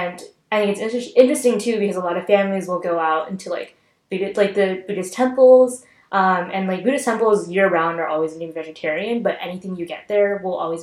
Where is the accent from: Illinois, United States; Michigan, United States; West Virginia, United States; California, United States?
California, United States; Bay Area; I grew up in the Bay Area with San Jose having such a huge Vietnamese population